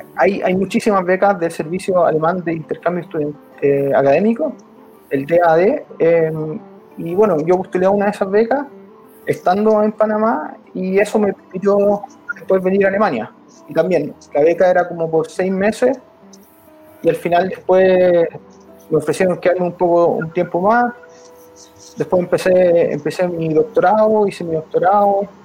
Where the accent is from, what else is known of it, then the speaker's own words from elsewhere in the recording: Chile; moved away as an adult; now in Germany; tener que renunciar a la nacionalidad chilena